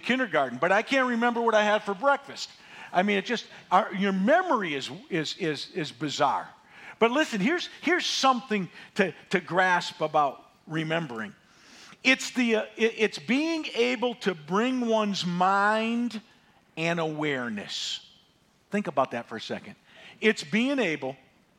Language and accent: English; Northeast, United States; I grew up in the Northeast